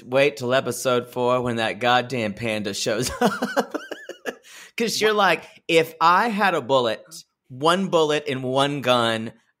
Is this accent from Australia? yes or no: yes; Australia; I'm like I'm Australian.